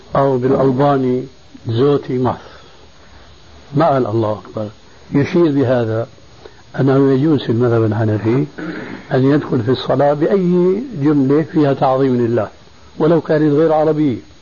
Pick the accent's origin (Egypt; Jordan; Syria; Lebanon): Syria; Damascus; عندنا في دمشق